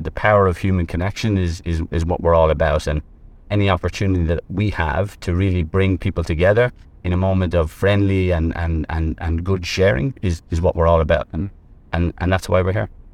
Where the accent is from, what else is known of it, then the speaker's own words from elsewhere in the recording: Ireland; moved away as an adult; also born or lived in Middle East; now in Vietnam; I'm actually, I'm from Ireland.